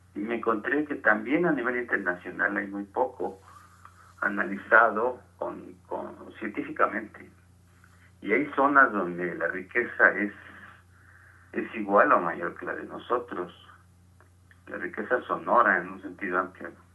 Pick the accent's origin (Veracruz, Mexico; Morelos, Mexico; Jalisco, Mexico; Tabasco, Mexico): Jalisco, Mexico; Tequila; moved away as an adult; also born or lived in Guadalajara / England; now in Mexico City, Mexico; Nosotros jugábamos en mi pueblo, hay un pueblo de Jalisco que se llama Tequila.